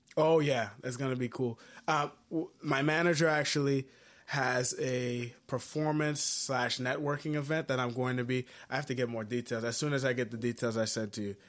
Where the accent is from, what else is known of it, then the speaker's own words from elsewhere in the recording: Haiti; moved away; I'm originally from Haiti